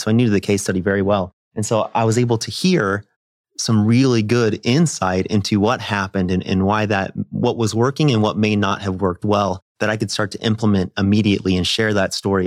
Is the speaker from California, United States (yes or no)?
no; Nebraska, United States; I'm a kid from Nebraska